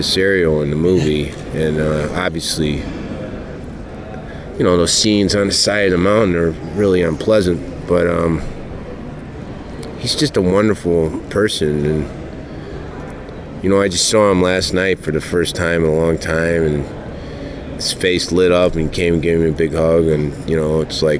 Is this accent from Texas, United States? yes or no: no; Kentucky, United States; I grew up in Kentucky